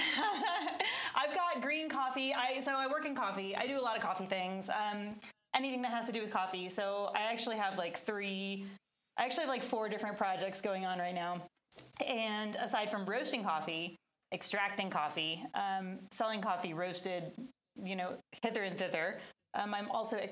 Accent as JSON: {"language": "English", "town": "San Francisco", "region": "California", "country": "United States", "tie": "born or raised there", "said": "I was born in San Francisco"}